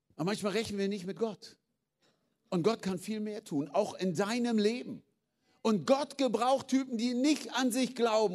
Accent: Germany; Wir sind Deutsche.

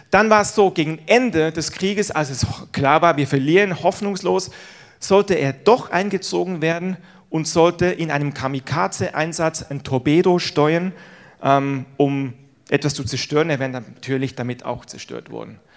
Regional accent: Switzerland; Ihr wisst ja vielleicht, ich bin in der Schweiz groß geworden, habe aber einen deutschen Papa, einen deutschen Opa. Insofern habe ich beide Nationalitäten in meiner Brust, wie man so sagt.

